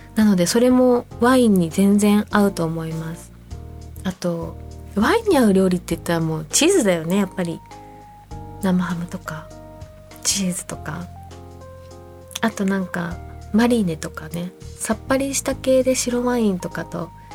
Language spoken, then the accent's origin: Japanese; Fujisawa, Kanagawa, Japan; 私の地元にあるサウナで藤沢の